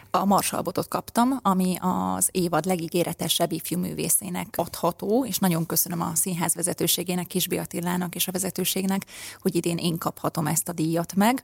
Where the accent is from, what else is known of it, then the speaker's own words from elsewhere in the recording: Komló, Baranya, Hungary; Komlói származású vagyok, és ott a helyi ének zenetagozatos általános iskolába lettem ráadásul beiratva